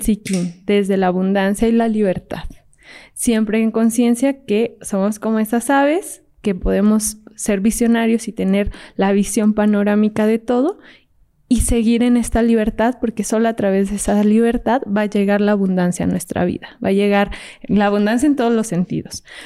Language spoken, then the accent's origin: Spanish; Fresnillo, Zacatecas, Mexico; yo soy de Zacatecas, entonces yo estaba ahí en Fresnillo, Zacatecas